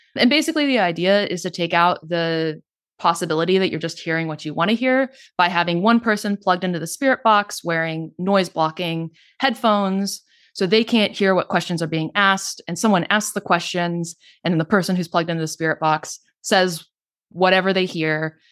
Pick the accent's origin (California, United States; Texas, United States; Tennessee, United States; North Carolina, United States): Texas, United States; North; moved away as an adult; I grew up in North Texas.